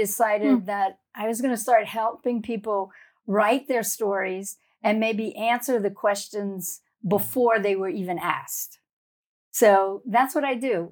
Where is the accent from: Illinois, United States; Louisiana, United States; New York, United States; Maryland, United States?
Louisiana, United States; South; moved away; I grew up in a little town in, down in the Bayou Country in South Louisiana.